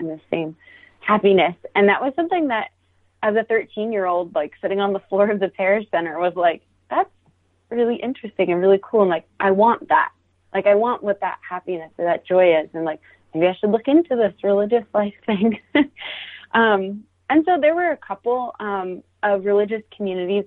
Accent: Maryland, United States; I grew up in Maryland, kind of in a farming area

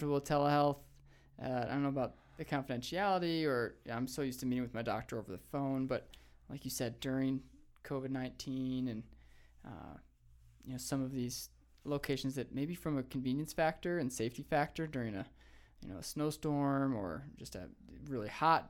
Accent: Missoula, Montana, United States; We're originally from Missoula, Montana

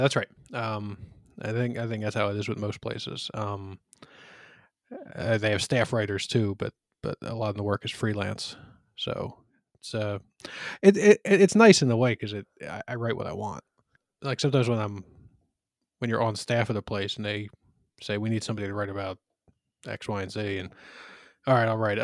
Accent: Philadelphia, Pennsylvania, United States; I grew up in Northeast Philly, which is, uh, it's part of the city of Philadelphia

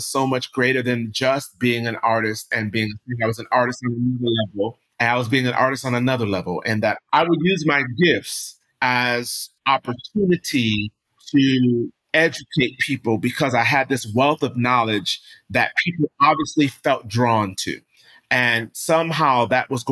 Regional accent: Rochester, New York, United States; I am from New York. I grew up upstate New York in Rochester

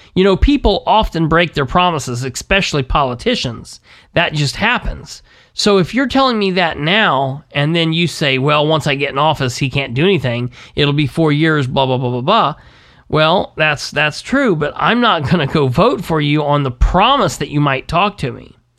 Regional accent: United States; being an American

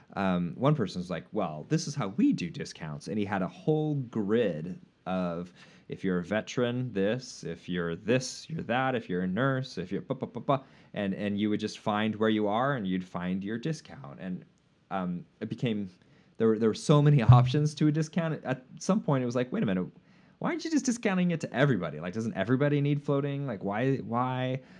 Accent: United States

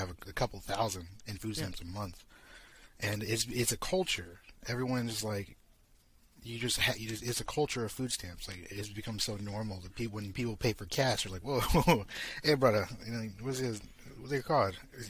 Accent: the South, United States; moved away; I'm from the South United States

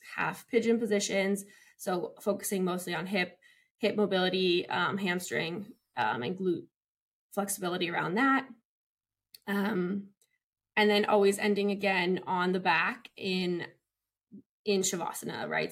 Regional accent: Chicago, Illinois, United States; moved away as an adult; also born or lived in Montana / Texas; now in Los Angeles, United States; I'm from Chicago, Illinois.

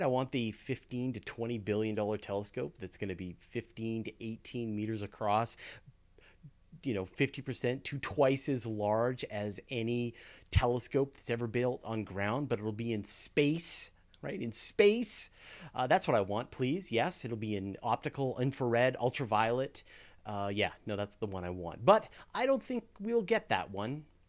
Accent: Canada; I'm Canadian

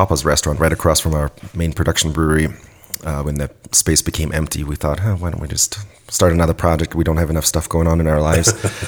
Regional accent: a small town near Munich, Bavaria, Germany; moved away as an adult; So I'm originally from Germany, grew up in a small town fairly close to Munich

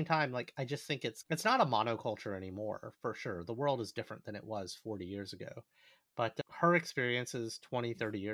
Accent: United States; as an Asian American growing up in this country

